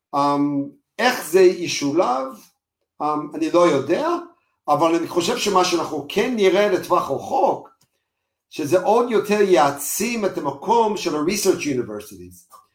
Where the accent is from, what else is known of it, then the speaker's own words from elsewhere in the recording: United States; moved away as an adult; now in Israel; אנחנו לא אמריקאים, אפילו שאני אמריקאי